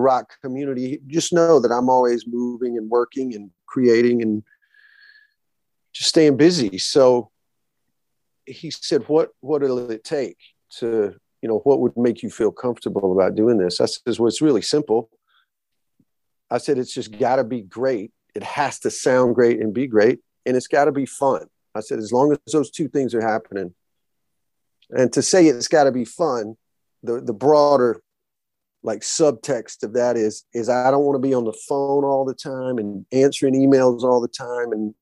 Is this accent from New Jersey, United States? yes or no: no; Alabama, United States; a guy like me growing up in the South